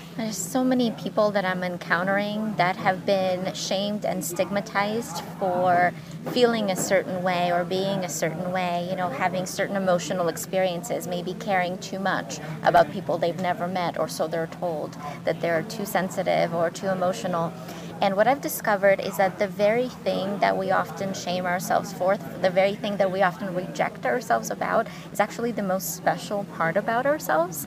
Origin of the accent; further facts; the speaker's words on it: Ukraine; moved away; I grew up in Ukraine